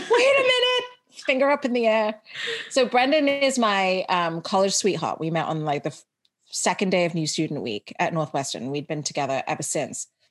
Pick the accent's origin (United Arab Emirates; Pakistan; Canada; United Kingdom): United Arab Emirates; Dubai; moved away as an adult; also born or lived in India / Chicago / California; now in United States; So I grew up in Dubai, went to an English school, which is why I have this accent, but I am Indian 100%